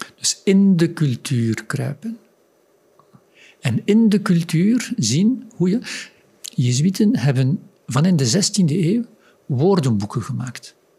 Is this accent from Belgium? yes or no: yes; Flanders, Belgium; ik uit Vlaanderen kom